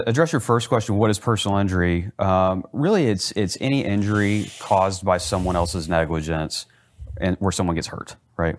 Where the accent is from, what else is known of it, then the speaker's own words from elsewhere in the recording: Plano, Texas, United States; also born or lived in Lubbock, Texas; so I was born in Lubbock, Texas. That's West Texas for anybody out there who doesn't know where that is. And we moved to Plano when I was about 3 years old. And okay. So I grew up in the Dallas-Fort Worth area.